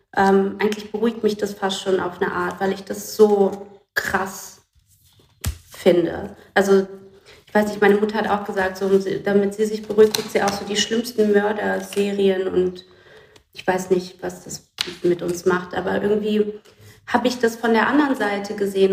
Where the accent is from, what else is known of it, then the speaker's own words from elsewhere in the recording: Brazil; moved away; Ich komme aus dem Land